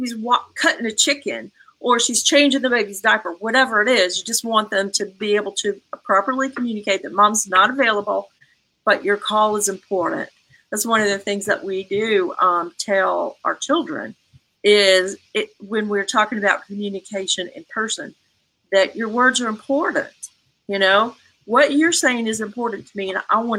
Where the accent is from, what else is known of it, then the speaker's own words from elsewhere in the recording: the South, United States; I grew up in the South in a culture where you said, yes, ma'am, you said, no, sir